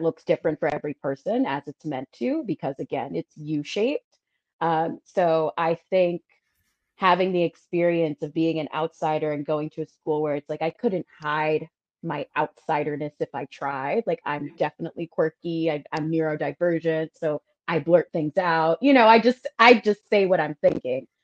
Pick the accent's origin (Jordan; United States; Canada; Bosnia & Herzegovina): United States; New York City, New York; I was the girl from Brooklyn